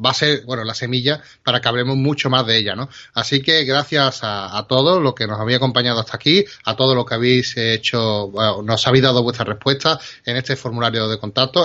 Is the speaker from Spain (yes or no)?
yes; Spain; trabajamos y somos de aquí de España